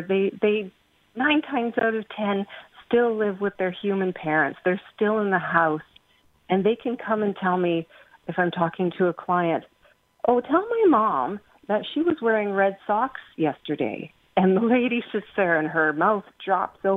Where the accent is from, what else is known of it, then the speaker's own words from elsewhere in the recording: England, United Kingdom; I'm English